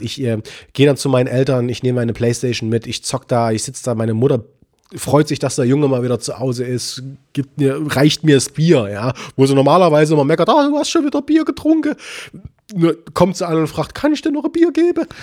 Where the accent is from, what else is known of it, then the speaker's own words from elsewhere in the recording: Leipzig, Saxony, Germany; bei uns in Leipzig